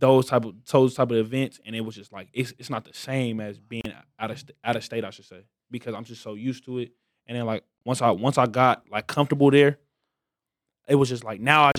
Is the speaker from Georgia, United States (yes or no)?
no; Las Vegas, Nevada, United States; I'm from Las Vegas